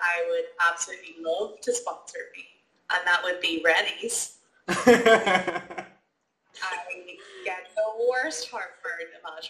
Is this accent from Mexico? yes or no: no; Ireland; being Irish